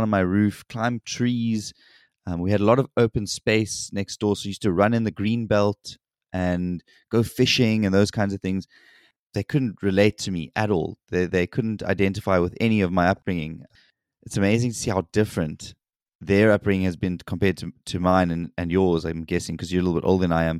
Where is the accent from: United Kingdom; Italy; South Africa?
South Africa; moved away as an adult; now in South Korea; I grew up in South Africa